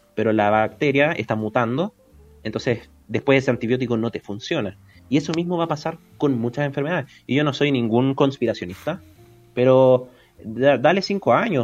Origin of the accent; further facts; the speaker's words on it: Santiago, Santiago Metropolitan Region, Chile; yo soy de Las Condes